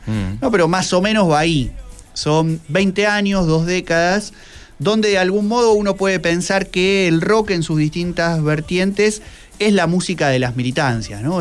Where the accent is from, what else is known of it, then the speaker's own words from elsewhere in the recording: Quilmes, Buenos Aires Province, Argentina; ambos somos de Quilmes